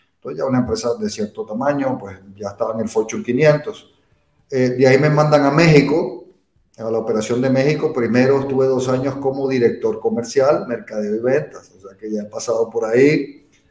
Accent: Venezuela; moved away as an adult; also born or lived in England; yo soy de Venezuela, bueno, aunque yo nací en Inglaterra, mis padres eran venezolanos, yo me crié en Venezuela.

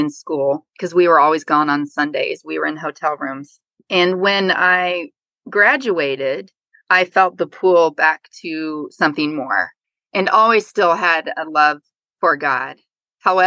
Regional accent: Ohio, United States; I am a Midwest girl at heart. I grew up in Ohio in the same house for 18 years

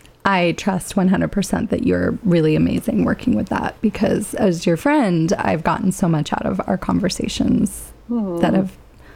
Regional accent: Petaluma, California, United States; moved away; my hometown, to Petaluma

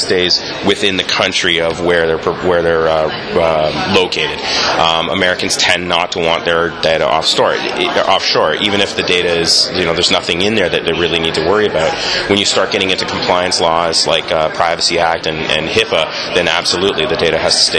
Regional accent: Canada; I'm a Canadian.

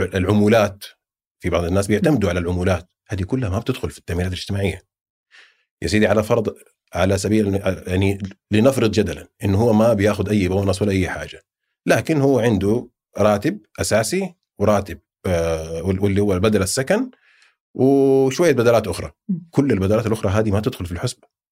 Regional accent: Saudi Arabia; also born or lived in Jeddah; عندنا في السعوديه

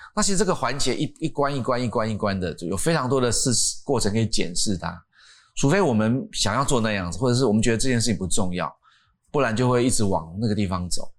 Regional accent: Miaoli County, Taiwan; 我在苗栗的，大家说苗栗国 苗栗国苗栗的山上的一个，一个营区的旁边

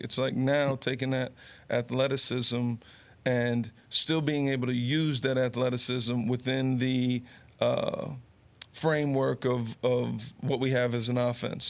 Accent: Garfield, New Jersey, United States; also born or lived in Summit, New Jersey; being born in Summit, growing up in Garfield, yep. going to Monmouth uh, University, which is all here in Jersey

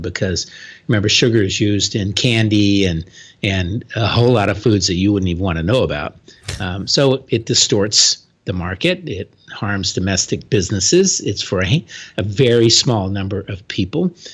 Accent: Florida, United States; my home state of Florida

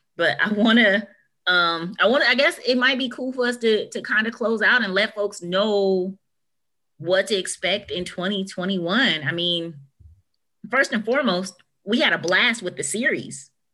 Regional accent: United States; us as an American culture

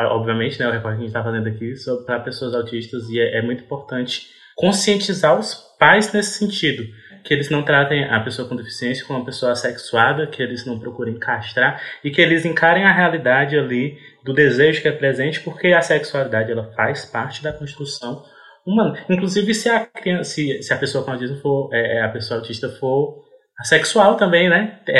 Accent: Ceará, Brazil; eu sou do Ceará

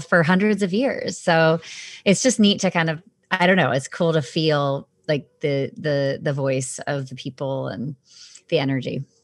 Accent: Southern California, United States; I grew up in Southern California

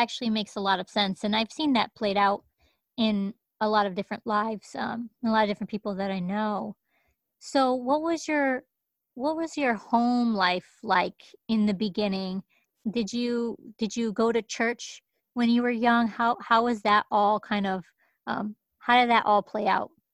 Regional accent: Hartford, Connecticut, United States; moved away; the first eight years of my life, I grew up in in Hartford, Connecticut

